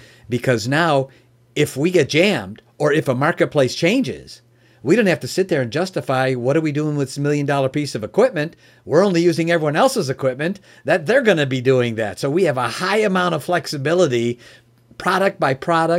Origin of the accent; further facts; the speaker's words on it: Chicago, Illinois, United States; also born or lived in Oak Brook; I'm originally from Chicago and lived in the Oak Brook area.